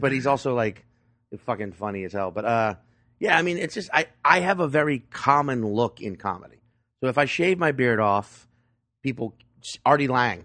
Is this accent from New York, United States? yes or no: no; Chalmette, Louisiana, United States; also born or lived in New Orleans suburbs; I'm originally from Shalamette, Louisiana, which, if you know your New Orleans, that's, like, the Staten Island